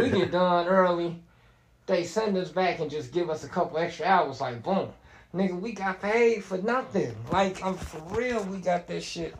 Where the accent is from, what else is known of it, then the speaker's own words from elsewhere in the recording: Gary, Indiana, United States; Yeah, I'm from Gary.